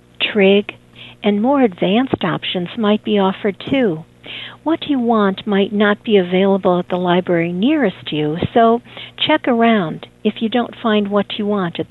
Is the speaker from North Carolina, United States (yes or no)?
no; Chicago, Illinois, United States; growing up in Chicago